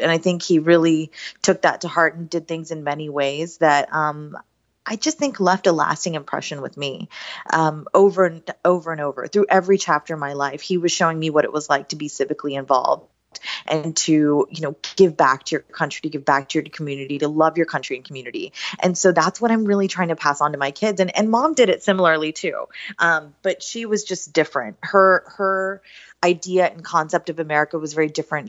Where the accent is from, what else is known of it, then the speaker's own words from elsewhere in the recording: Southern West Virginia, United States; now in Northern Virginia, United States; I grew up in Southern West Virginia